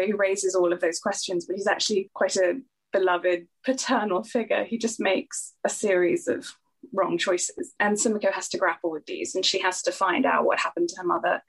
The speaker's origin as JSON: {"language": "English", "country": "Singapore", "tie": "born or raised there", "also_born_or_lived": "York / Cambridge / Oxford", "moved": "yes", "said": "I'm from Singapore, and uh, you know that's where I grew up"}